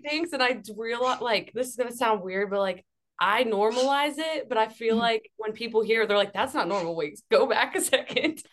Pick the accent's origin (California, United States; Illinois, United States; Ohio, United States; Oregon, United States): Ohio, United States; Akron; moved away as an adult; also born or lived in Youngstown, Ohio / Pittsburgh, Pennsylvania; I moved from Akron to Youngstown because I went to Youngstown State.